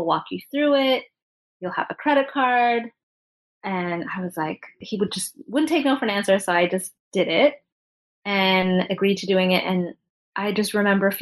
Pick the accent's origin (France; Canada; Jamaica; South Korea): Canada; Toronto, Ontario; moved away as an adult; now in New York, United States; I'm Canadian in Toronto. And then I moved to New York about 11 years ago